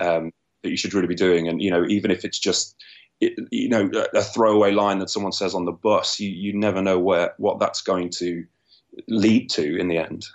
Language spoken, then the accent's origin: English; London, United Kingdom; I'm from London in the U K, right in the middle of it.